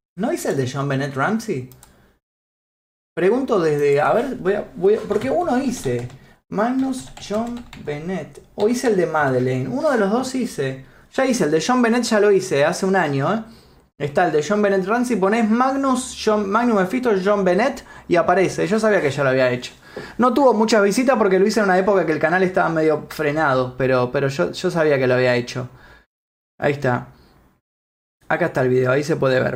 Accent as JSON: {"language": "Spanish", "country": "Argentina", "tie": "born or raised there", "said": "Yo también nací en Argentina. También nací acá en Argentina"}